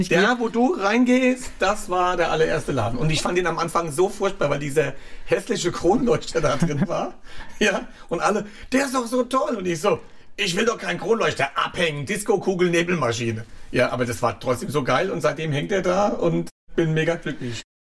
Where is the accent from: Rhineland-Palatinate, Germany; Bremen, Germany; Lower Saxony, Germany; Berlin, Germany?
Rhineland-Palatinate, Germany; Klein-Winternheim; also born or lived in Wiesbaden / Saulheim / Ingelheim; now in Schwabenheim, Germany; Die Kindheit war in Reuhesse, genau. Ja. In Kleinwindernheim und Saulheim, dann Ingelheim und jetzt Schwabenheim